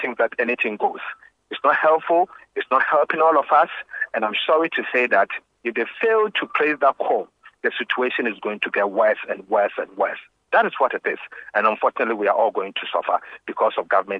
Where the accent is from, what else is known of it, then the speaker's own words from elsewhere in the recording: Ghana; I'm a Ghanaian first and a politician second